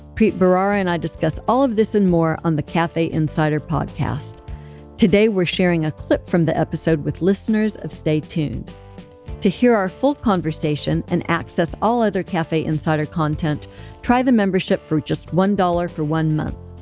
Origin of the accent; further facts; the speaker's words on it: Alabama, United States; So I'm from Alabama. That's a militia country.